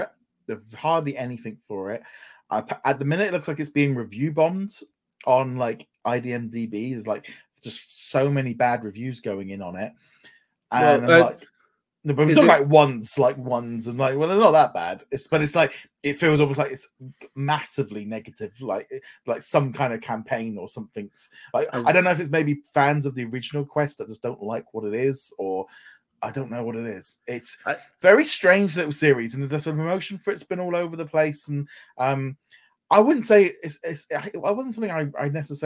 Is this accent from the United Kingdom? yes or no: yes; England, United Kingdom; as an English person